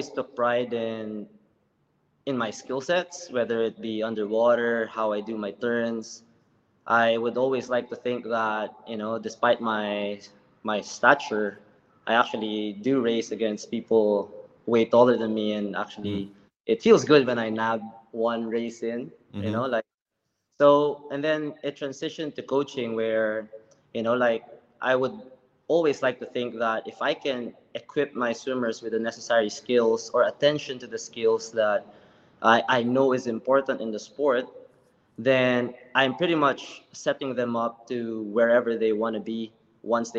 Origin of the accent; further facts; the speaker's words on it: Philippines; moved away as an adult; now in Singapore; I came from the Philippines. I used to swim for my country from 2004 all the way to 2014